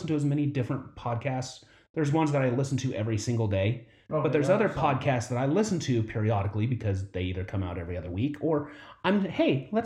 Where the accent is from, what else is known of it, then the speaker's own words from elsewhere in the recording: north of Seattle, Washington, United States; I grew up in Seattle, north of Seattle